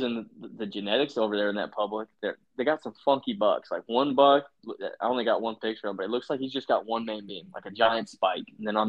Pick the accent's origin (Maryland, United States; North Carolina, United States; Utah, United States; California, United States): Utah, United States; born there; When I go out – because I was born in Utah. When I go visit family and see them mule deer